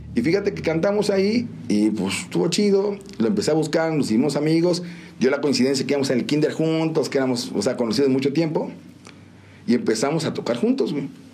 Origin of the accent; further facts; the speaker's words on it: San Juan del Río, Querétaro, Mexico; also born or lived in Mexico City; nací en la Ciudad de México y llegué aquí a San Juan a los tres años. Ya, San Juan. Sí, yo digo, no, yo siempre quien me pregunté, digo, esta es mi tierra